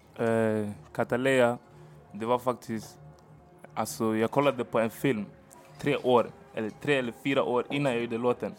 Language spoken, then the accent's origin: Swedish; Stockholm, Stockholm County, Sweden; also born or lived in Hagsätra / Angola; jag är från Rocksved, gick i Rocksvedskolan